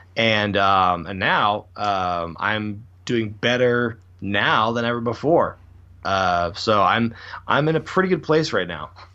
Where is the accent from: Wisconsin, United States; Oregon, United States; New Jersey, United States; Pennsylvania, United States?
Oregon, United States; Portland; I'm born and raised in Portland, Oregon